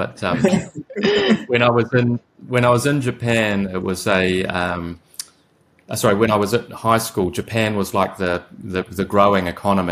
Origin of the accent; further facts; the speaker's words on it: Whakatane, Bay of Plenty, New Zealand; I'm from a tiny little town with a population of 6,000 people